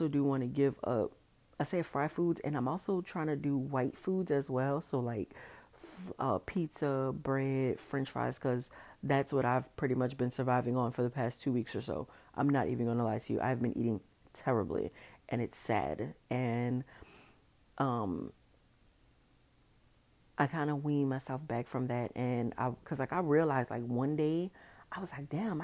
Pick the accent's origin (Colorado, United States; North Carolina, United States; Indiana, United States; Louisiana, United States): Louisiana, United States; New Orleans; also born or lived in Dallas; I am from New Orleans